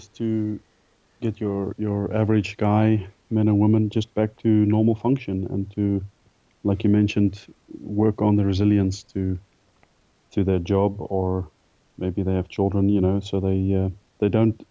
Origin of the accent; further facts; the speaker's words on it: South Africa; moved away as an adult; also born or lived in England; growing up in South Africa, having done a lot of sport throughout school.